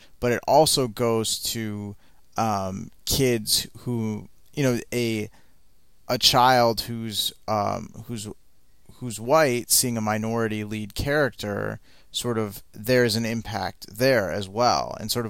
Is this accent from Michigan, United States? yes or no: yes; Michigan, United States; I grew up in Michigan in the Midwest.